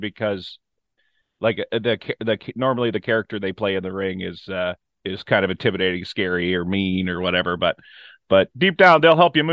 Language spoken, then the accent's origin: English; Ontario, Canada; I'm from Ontario